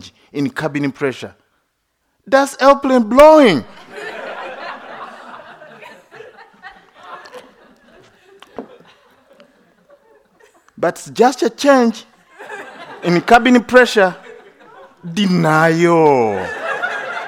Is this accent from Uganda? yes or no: yes; Uganda; now in United States; United States is my second home. I have two homes. One is Uganda, another one, United States